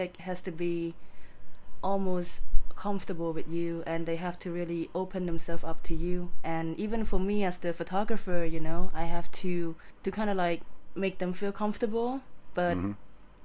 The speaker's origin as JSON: {"language": "English", "country": "Cambodia", "tie": "born or raised there", "also_born_or_lived": "England", "said": "my childhood was pretty okay. It was pretty good. I don't think I was affected by the war because I don't remember anything. But growing up in Cambodia in general"}